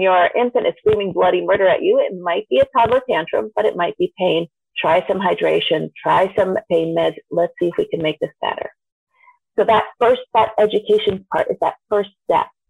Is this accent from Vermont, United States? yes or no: yes; Vermont, United States; born or raised there